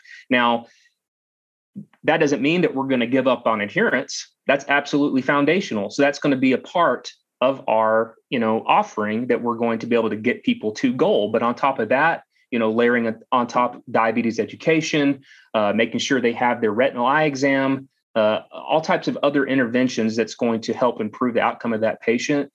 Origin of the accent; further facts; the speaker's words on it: Eastland, Texas, United States; also born or lived in Austin, Texas; I grew up in rural West Texas in Eastland, Texas